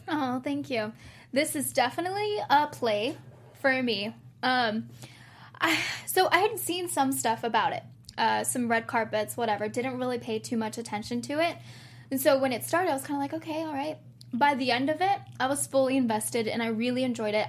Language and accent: English; South Texas, United States; I grew up in Texas, South South Texas, and my mom and I would move in the Valley a lot